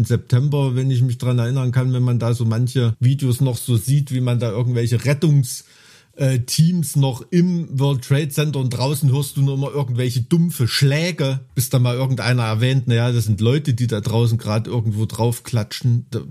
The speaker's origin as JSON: {"language": "German", "country": "Germany", "tie": "born or raised there", "lives_now": "Thuringia, Germany", "said": "Ich bin ja in einer katastrophengeschützten DDR aufgewacht, die ersten, auf, aufgewachsen, die ersten 12, 13 Jahre"}